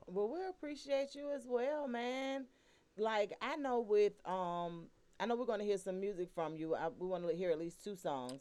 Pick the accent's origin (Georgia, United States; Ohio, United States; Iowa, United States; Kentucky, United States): Georgia, United States; Atlanta; were born and raised in Atlanta